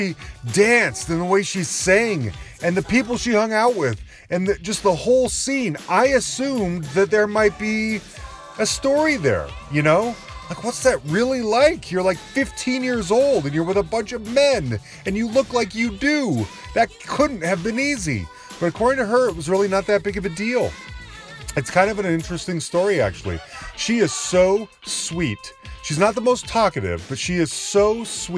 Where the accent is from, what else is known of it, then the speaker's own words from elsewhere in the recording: Utah, United States; now in Denver, United States; I'm a white guy from the Mountain West and I grew up in Utah and I live in Denver